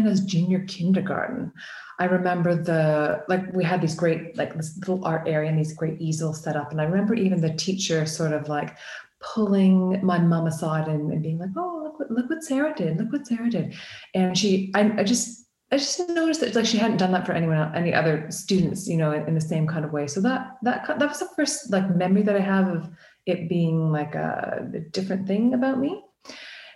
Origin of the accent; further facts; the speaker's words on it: Canada; now in United Kingdom; I'm an artist from the UK. Well, I'm originally from Canada.